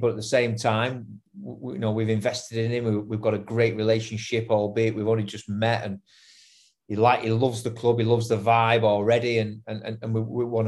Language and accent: English; England, United Kingdom; as an English man who's played for Ireland